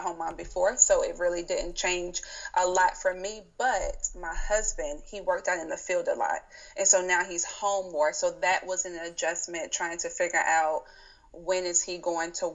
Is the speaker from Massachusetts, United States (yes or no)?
no; South Carolina, United States; now in Baltimore, United States; I currently live in Baltimore, Maryland, and but I'm originally from South Carolina, so I'm a Southern girl.